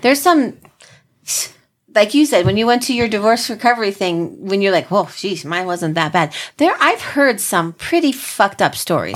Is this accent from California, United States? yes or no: no; New Jersey, United States; we're from Jersey